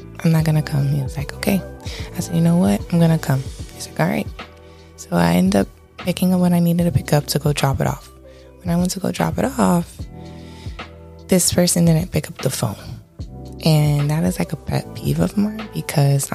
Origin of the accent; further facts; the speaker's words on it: Miami-Dade, Florida, United States; I am from Miami-Dade.